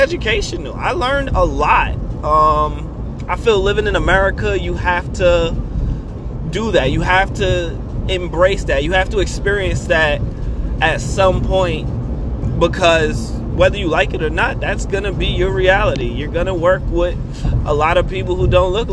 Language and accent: English; Brooklyn, New York, United States; I'm from Brooklyn